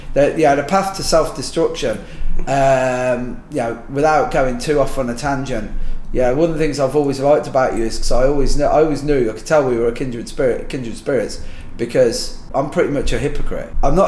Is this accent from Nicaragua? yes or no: no; Ireland; And, you know, I'm Irish and Catholic, so I can't help that.